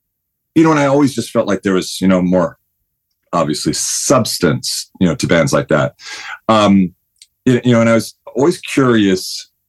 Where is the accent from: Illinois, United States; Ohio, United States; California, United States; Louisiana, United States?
California, United States; Huntington Beach; Huntington Beach.